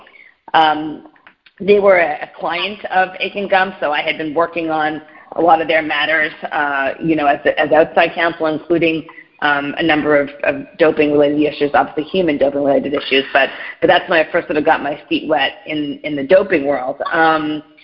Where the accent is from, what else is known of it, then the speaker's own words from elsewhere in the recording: Montreal, Quebec, Canada; moved away as an adult; also born or lived in Pennsylvania, United States / New York City, United States; now in United States; I grew up in Montreal, Canada